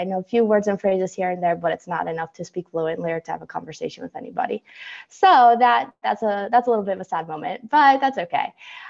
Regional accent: Maryland, United States; also born or lived in St. Petersburg, Russia; I have lived in Maryland my whole life. I was obviously not born in Maryland, but I was raised in Maryland, so I haven't known any other place than the state of Maryland, which has been pretty great.

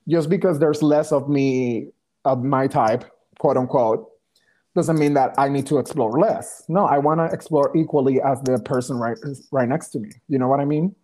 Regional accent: Ponce, Puerto Rico; English is a second language; moved away as an adult; also born or lived in Texas; I was born in Ponce, Puerto Rico.

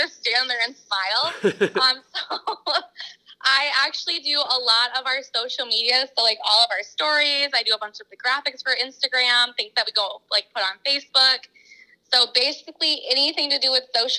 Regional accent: Sioux Falls, South Dakota, United States; also born or lived in California; I grew up in Sioux Falls, South Dakota.

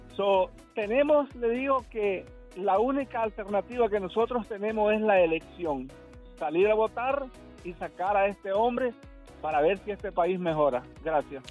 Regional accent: El Salvador; now in Miami, United States; soy salvadoreño

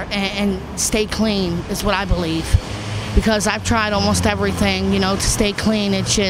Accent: Williamsport, Pennsylvania, United States; also born or lived in Houston, Texas; now in Philadelphia, United States; I was born in Houston, Texas, but I was raised in Williamsport, Pennsylvania.

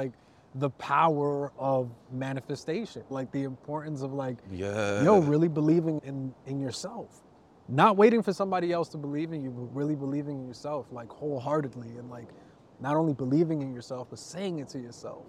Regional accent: New York City, New York, United States; also born or lived in Riverdale, New York; I grew up in the Heights.

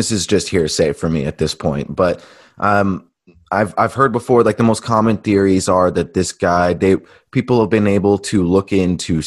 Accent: Alaska, United States; me growing up in Alaska

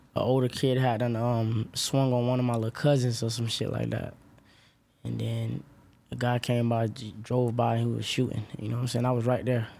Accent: Orlando, Florida, United States; I'm from Orlando, West Orlando

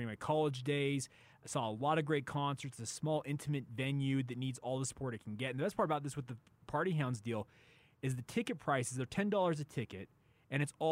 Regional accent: Orem, Utah, United States; I grew up in Orem, Utah, which is a stone's throw away from Provo.

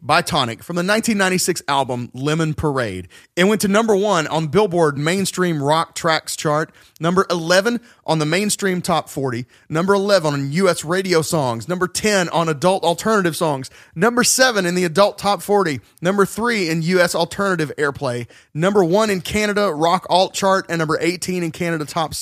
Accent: the South, United States; we're from the South

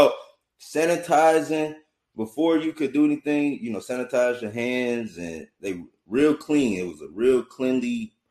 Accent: Detroit, Michigan, United States; I'm from Detroit

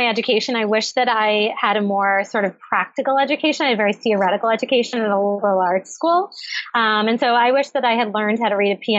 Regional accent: Cape Cod, Massachusetts, United States; also born or lived in Brookline, Massachusetts / Medford, Massachusetts; I grew up on Cape Cod.

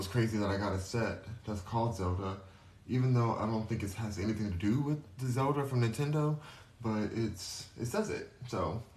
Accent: California, United States; first language English; I'm from California. I'm born and raised there.

